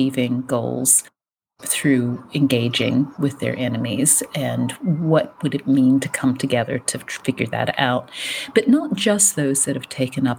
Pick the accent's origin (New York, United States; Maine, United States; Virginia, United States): Virginia, United States; rural; moved away as an adult; also born or lived in Richmond, Virginia / East London, United Kingdom; now in Virginia, United States; I'm from the States. I'm from rural Virginia.